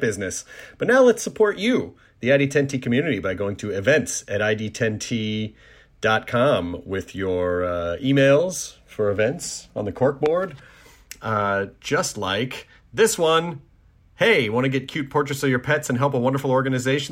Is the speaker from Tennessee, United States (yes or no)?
yes; Tennessee, United States; My home state of Tennessee. Not my home city, but my home state